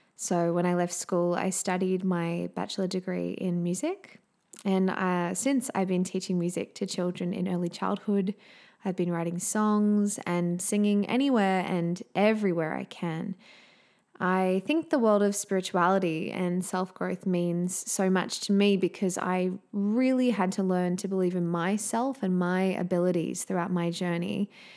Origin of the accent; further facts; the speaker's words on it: Australia; accent: Australian; also born or lived in Southeast Queensland; as you can probably tell from my accent, I am indeed an Australian living in sunny Southeast Queensland in Australia.